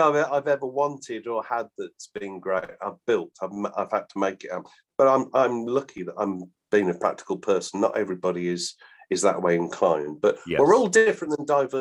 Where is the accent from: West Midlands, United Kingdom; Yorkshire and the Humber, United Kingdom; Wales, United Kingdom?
West Midlands, United Kingdom; Balsall Common; where I was brought up in Borstal Common, the nearest big factory was Coventry Massey Ferguson